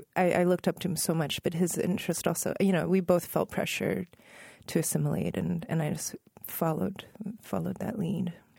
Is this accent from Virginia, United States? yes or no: yes; Northern Virginia, United States; I was growing up in Northern Virginia